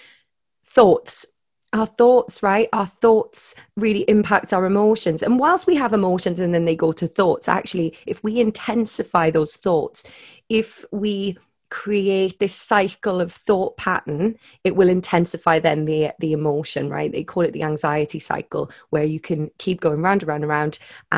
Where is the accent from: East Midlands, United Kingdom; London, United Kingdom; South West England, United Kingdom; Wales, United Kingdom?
Wales, United Kingdom; I'm Welsh